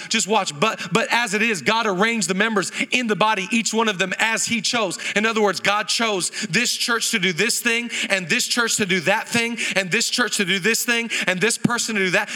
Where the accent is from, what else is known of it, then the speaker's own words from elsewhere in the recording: Seattle, Washington, United States; moved away as an adult; now in Los Angeles, United States; I grew up in Seattle my whole life